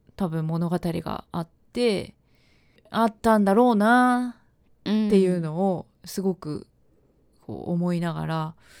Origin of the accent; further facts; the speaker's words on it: Gifu, Japan; 私の出身岐阜県